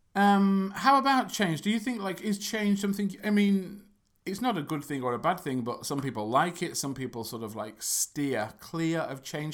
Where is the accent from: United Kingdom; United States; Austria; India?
United Kingdom; England; from England